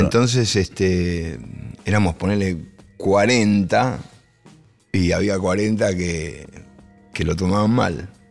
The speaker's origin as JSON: {"language": "Spanish", "town": "El Palomar", "region": "Buenos Aires Province", "country": "Argentina", "said": "Yo soy de Palomar"}